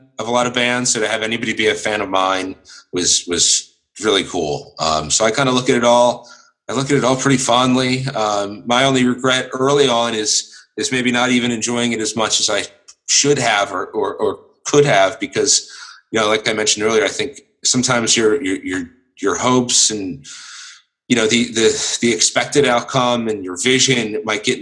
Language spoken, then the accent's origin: English; United States; born or raised there